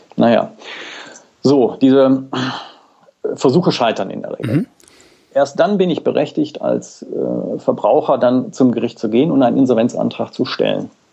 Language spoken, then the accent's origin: German; Mülheim an der Ruhr, North Rhine-Westphalia, Germany; meine Geburtsort ist Mülheim an der Ruhr